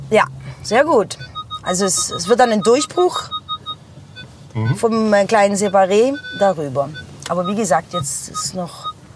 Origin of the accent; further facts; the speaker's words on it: Heilbronn, Baden-Württemberg, Germany; in die Frankfurter Straße, wo ich aufgewachsen bin